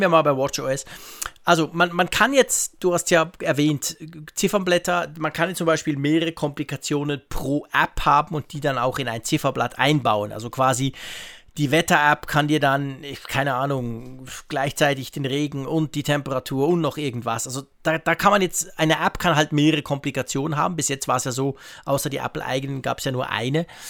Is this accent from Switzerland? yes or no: yes; Switzerland; als Schweizer